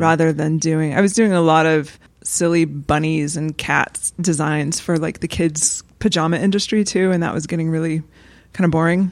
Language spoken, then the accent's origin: English; the American South, United States; as a white Southerner